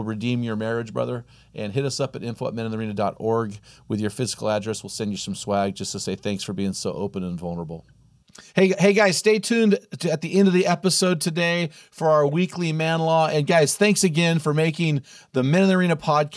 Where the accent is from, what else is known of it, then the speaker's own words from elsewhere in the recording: California, United States; now in Oregon, United States; I'm from California